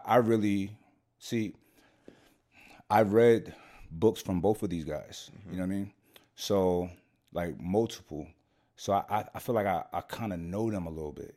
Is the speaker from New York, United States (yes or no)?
yes; New York City, New York, United States; moved away; also born or lived in Scottsdale; I'm from Brooklyn